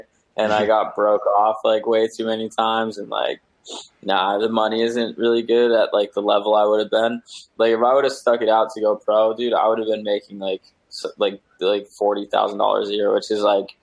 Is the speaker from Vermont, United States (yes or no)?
yes; Lyndonville, Vermont, United States; also born or lived in Wasilla, Alaska; now in Seattle, United States; I was born in Wasilla, Alaska, and I was raised in the woods in Vermont